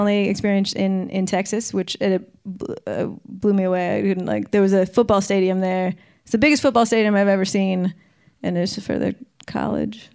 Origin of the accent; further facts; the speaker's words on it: Victoria, British Columbia, Canada; moved away as an adult; now in Vancouver, Canada; I grew up in Victoria, which is on Vancouver Island.